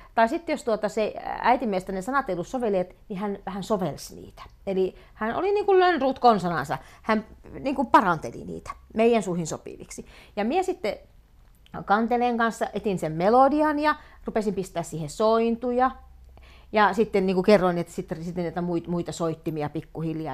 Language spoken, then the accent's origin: Finnish; Rääkkylä, North Karelia, Finland; now in Joensuu, Finland; Rääkkylä on minun kotikunta ja Rasivaara on minun kotikylä ja tämä Joensuu on se minun äh, kaup- niin kuin se lähin kaupunki